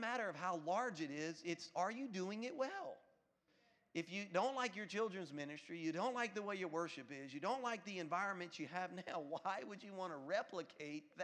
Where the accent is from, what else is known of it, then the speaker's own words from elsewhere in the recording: Louisiana, United States; now in Florida, United States; I'm from Louisiana